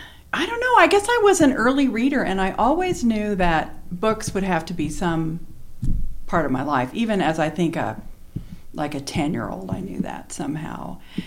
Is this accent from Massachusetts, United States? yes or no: no; Boise, Idaho, United States; I'm from Boise.